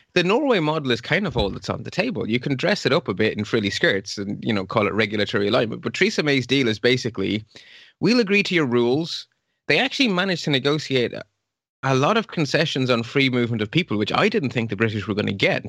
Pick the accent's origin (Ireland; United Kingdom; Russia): Ireland; also born or lived in Belgium; I'm originally Belgian, but I grew up in Ireland from age four until, well, now. And I lived about ten miles from the border with Northern Ireland.